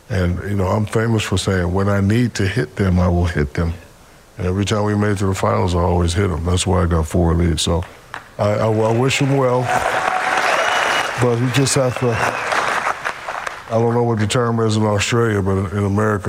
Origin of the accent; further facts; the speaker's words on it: Newark, New Jersey, United States; moved away; also born or lived in Georgia / Germany; No, I'm born and raised in Newark, New Jersey. And my father was a military drill sergeant.